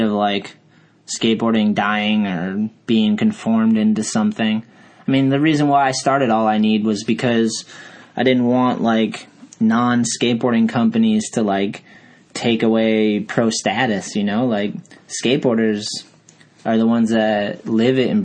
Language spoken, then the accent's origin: English; Brockton, Massachusetts, United States; also born or lived in Taunton, Massachusetts / New Bedford, Massachusetts / Fall River, Massachusetts / Lakeville, Massachusetts; I was born in Brockton, Mass, and then I've lived in every little city around here, Taunton, New Bedford, Fall River, you name it, Lakeville